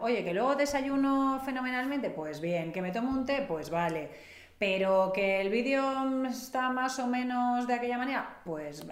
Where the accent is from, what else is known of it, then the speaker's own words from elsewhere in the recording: Catalonia, Spain; yo soy catalana, es otra cuestión, no soy vasca